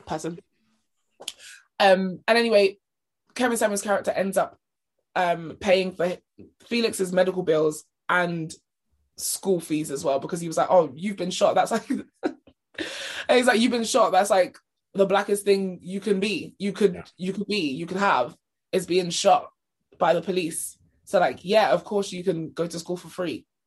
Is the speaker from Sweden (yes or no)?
no; United Kingdom; we're British